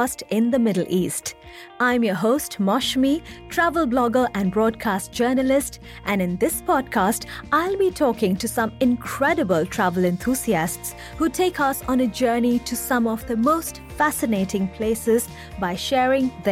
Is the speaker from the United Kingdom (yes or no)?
no; India; moved away; my home country India